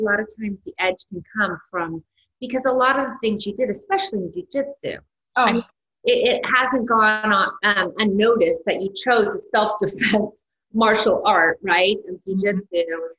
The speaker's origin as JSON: {"language": "English", "town": "San Francisco", "region": "California", "country": "United States", "tie": "born or raised there", "said": "I grew up in San Francisco."}